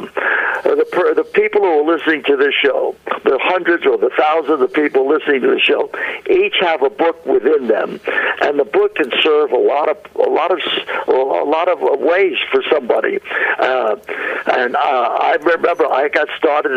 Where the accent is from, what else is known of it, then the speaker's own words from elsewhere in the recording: New York City, New York, United States; moved away as an adult; I grew up, you probably can't tell by my accent, but I grew up in New York, in Brooklyn, New York.